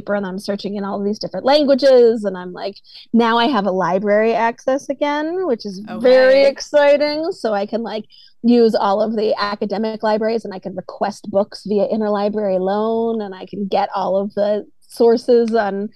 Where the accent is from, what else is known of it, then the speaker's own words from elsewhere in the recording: East Coast, United States; I grew up on the East Coast